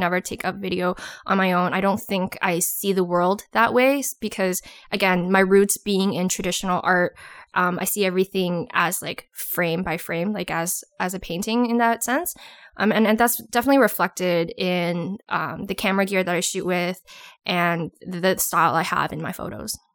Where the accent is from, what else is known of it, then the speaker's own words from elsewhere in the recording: Toronto, Ontario, Canada; moved away as an adult; now in Ottawa, Canada; I'm originally from Toronto, but I live in Ottawa now